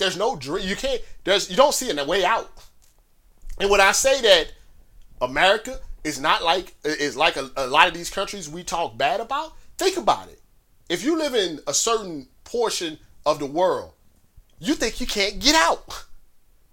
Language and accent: English; St. Louis, Missouri, United States; I grew up in St. Louis, in a rough part of St. Louis